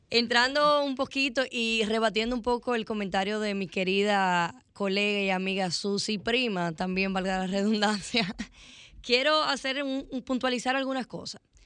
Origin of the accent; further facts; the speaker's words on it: Dominican Republic; Nosotros como dominicanos